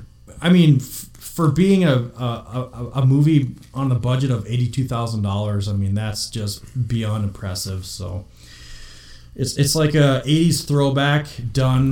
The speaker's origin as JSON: {"language": "English", "town": "Virginia", "region": "Minnesota", "country": "United States", "tie": "born or raised there", "also_born_or_lived": "Bemidji, Minnesota", "moved": "as an adult", "lives_now": "Des Moines, United States", "said": "My hometown is Virginia"}